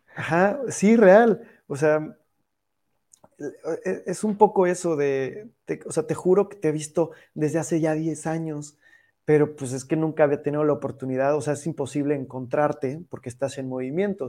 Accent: Mexico; Estamos muy acostumbrados como mexicanos

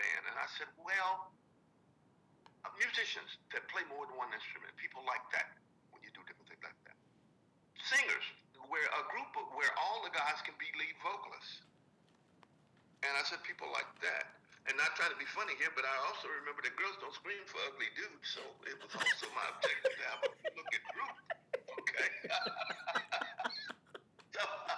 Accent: Grand Rapids, Michigan, United States; Born and raised in Grand Rapids, Michigan

